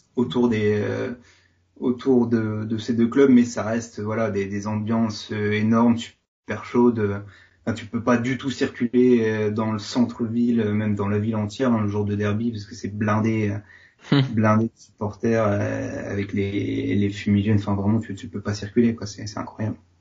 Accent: Lille, Hauts-de-France, France; also born or lived in Seville, Spain; initialement je suis lillois.

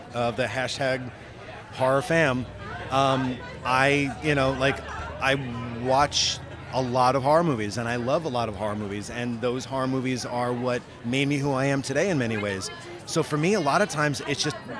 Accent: New York, United States; I'm from New York

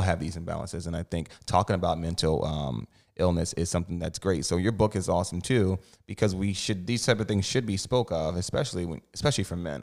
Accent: New Jersey, United States; Jersey boy over here, too.

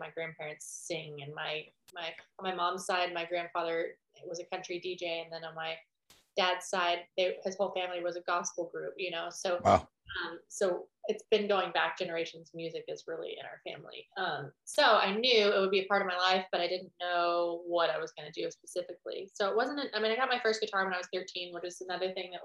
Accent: Nashville, Tennessee, United States; I grew up in Nashville.

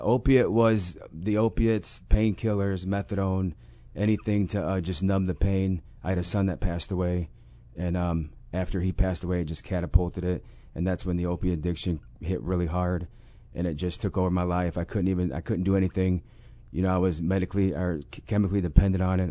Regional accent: Mendota, Illinois, United States; moved away as an adult; now in Urbana, United States; I'm from Mendota, Illinois

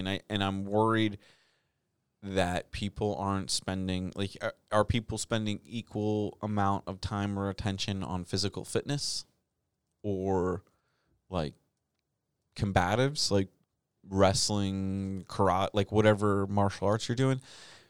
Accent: United States; We're Americans.

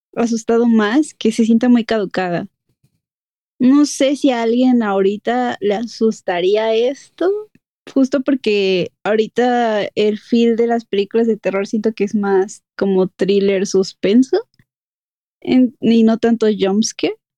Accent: Mexico City, Mexico; accent: chilango; escucharnos hablar me da mucha risa, así de chilangos

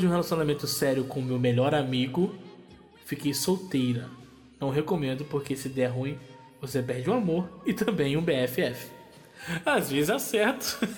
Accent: Brasília, Federal District, Brazil; now in São Paulo, Brazil; Vocês me conhecem um pouco e sabem que sou de Brasília. Vim de Sampa em 2017.

